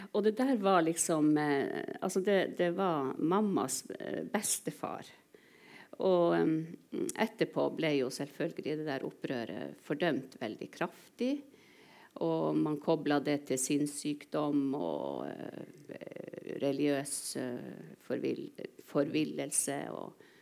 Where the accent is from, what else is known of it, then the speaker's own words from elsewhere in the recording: Indre Troms, Norway; first language Northern Sami; also born or lived in Kautokeino; jeg var to år da jeg flytta fra Kautokeino til Indre Troms